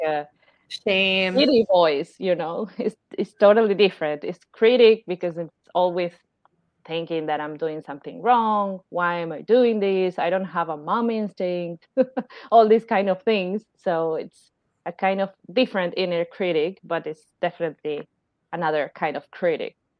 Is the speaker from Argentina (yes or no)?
yes; Argentina; I'm from Argentina